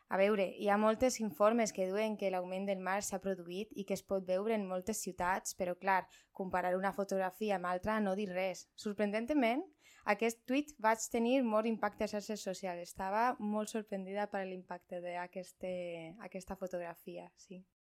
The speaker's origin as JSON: {"language": "Catalan", "town": "Madrid", "region": "Community of Madrid", "country": "Spain", "second_language": "Catalan", "moved": "yes", "said": "sóc de Madrid, llavors, eh, perdó si el meu català no és 100% perfecte"}